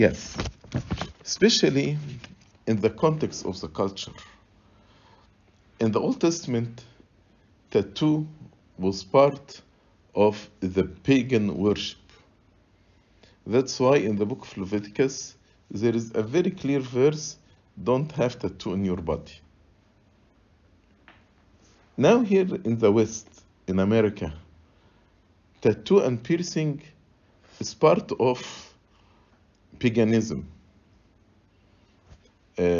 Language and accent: English; Egypt; moved away; So I grew up in Egypt